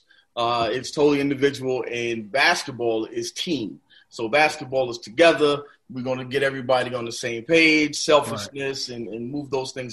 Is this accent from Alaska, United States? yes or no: no; New York, United States; growing up in New York